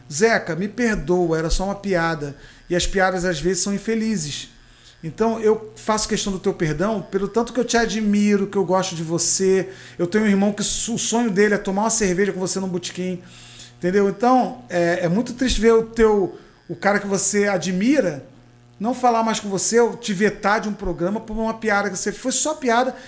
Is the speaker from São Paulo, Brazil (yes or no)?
no; Macaé, Rio de Janeiro, Brazil; pé de Macaé, onde eu fui criado ali